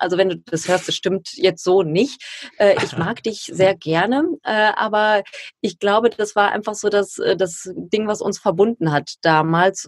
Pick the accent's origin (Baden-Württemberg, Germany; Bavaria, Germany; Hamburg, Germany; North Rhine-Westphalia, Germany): North Rhine-Westphalia, Germany; Ruhr area; ich komme ja aus dem Ruhrgebiet